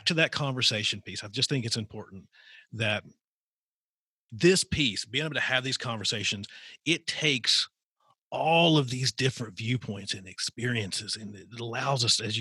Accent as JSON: {"language": "English", "region": "Southwestern Virginia", "country": "United States", "tie": "born or raised there", "said": "I grew up in Southwestern Virginia"}